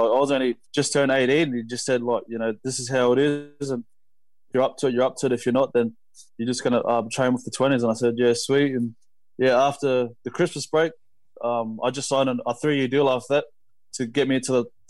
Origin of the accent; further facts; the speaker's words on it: Canberra, Australian Capital Territory, Australia; like, we grew up in Canberra, and then obviously we take different paths